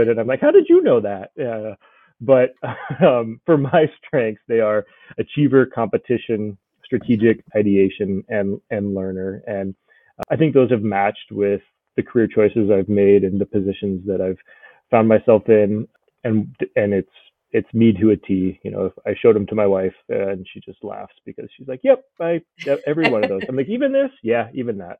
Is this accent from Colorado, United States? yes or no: yes; Colorado, United States; moved away as an adult; also born or lived in California / Japan; now in Brookings, United States; I'm originally from Colorado, and decided to join the Air Force after college